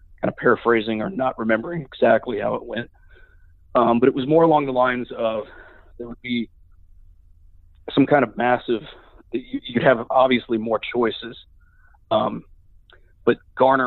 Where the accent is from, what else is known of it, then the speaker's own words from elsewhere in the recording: Sugar Land, Texas, United States; moved away as an adult; also born or lived in Batesville, Arkansas; now in Sewanee, United States; I grew up in Sugar Land, Texas.